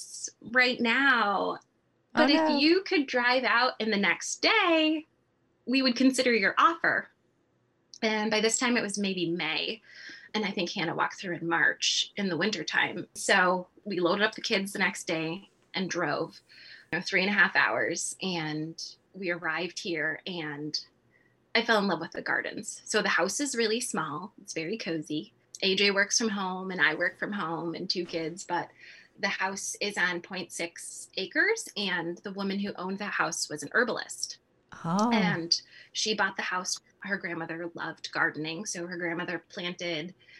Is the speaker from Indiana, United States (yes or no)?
no; California, United States; moved away as an adult; now in Midwest, United States; Growing up in California, I've never experienced winters like this